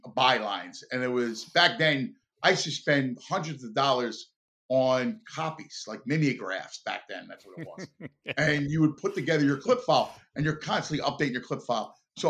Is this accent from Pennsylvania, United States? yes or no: yes; Philadelphia, Pennsylvania, United States; I'm from Philly